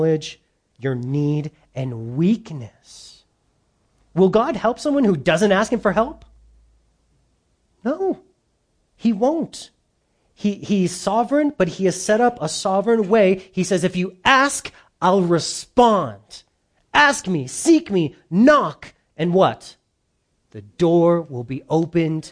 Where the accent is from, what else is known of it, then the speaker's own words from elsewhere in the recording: United States; we've grown up in America